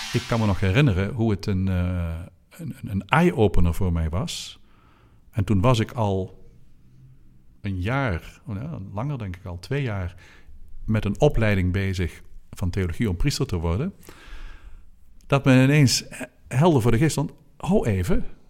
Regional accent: Oosterhout, North Brabant, Netherlands; een priester in uh, Oosterhout, waar ik ben opgegroeid

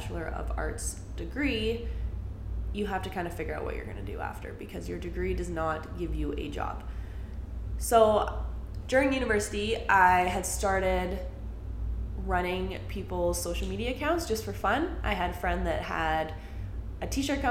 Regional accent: Calgary, Alberta, Canada; I grew up in Calgary, still live in Calgary

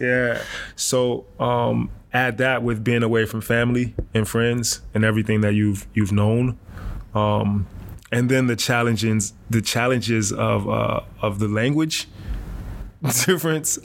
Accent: Rochester, New York, United States; moved away as an adult; also born or lived in Alabama / Germany; my hometown in Rochester

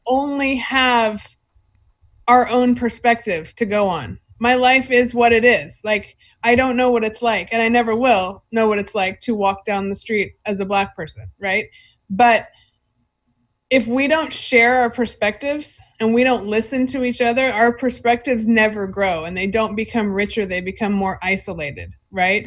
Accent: Fresno, California, United States; I'm from Fresno.

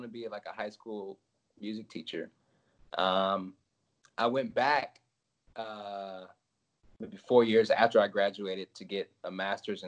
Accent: Collierville, Tennessee, United States; now in Nashville, United States; I grew up outside of Memphis, mostly

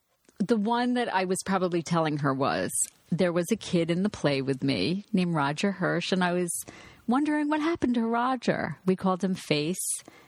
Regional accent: Long Island, New York, United States; I'm from Long Island.

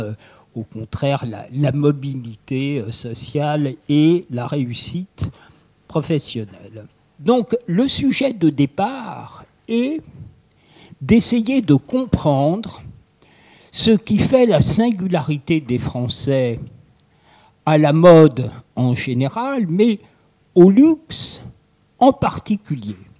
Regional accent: France; pour nous assembler comme Français

